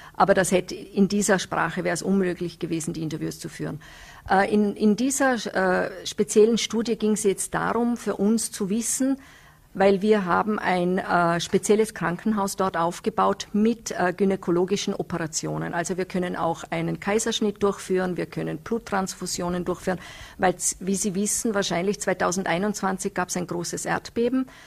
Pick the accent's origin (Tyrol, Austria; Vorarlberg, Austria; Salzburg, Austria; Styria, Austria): Vorarlberg, Austria; Nenzing; ich komme aus Nützeders, da sind die Berge rundherum